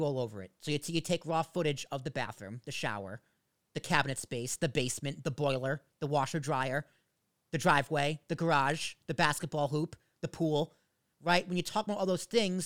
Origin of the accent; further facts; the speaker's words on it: United States; I'm an American dude